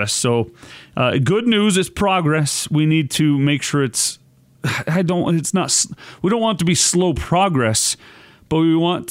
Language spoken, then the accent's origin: English; Layton, Utah, United States; growing up in Layton